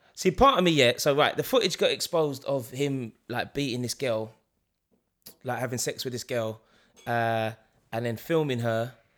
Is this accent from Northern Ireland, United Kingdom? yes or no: no; London, United Kingdom; we're from East London